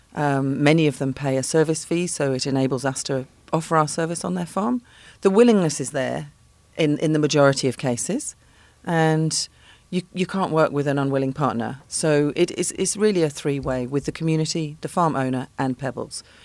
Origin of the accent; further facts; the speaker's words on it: London, United Kingdom; moved away as an adult; now in Cape Town, South Africa; I am not from Pretoria. I'm from London.